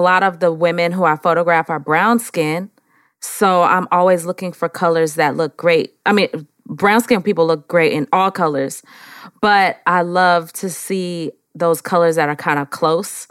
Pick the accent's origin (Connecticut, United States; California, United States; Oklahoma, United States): California, United States; San Francisco; now in Atlanta, United States; I am actually from San Francisco, California.